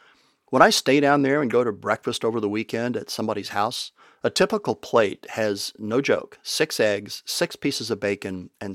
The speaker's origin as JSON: {"language": "English", "region": "Texas", "country": "United States", "moved": "yes", "said": "When we moved overseas from West Texas, we had to get accustomed to a few foods that just weren't on the menu back home."}